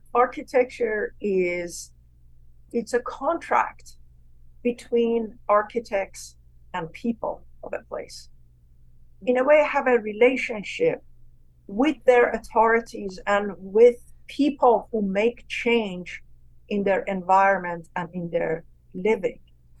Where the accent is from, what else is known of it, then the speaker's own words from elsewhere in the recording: Iran; moved away; But I'm not an American. Hmm. I am definitely an Iranian in soul and in DNA, and I'm very proud of it.